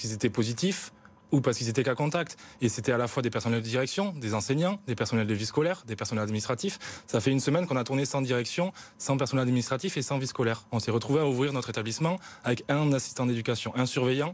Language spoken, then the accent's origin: French; South-West, south-west France, France; Moi, je viens d'une petite ville du Sud-Ouest